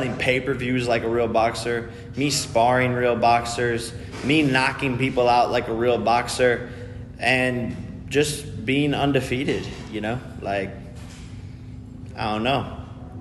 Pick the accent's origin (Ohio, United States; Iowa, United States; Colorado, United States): Ohio, United States; my hometown